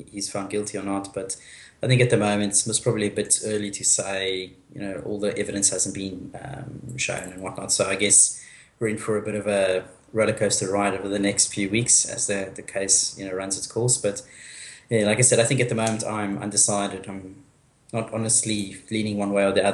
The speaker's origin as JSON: {"language": "English", "country": "South Africa", "tie": "born or raised there", "said": "I'm South African, and I mean, I've grown up with guns being in the house all the time"}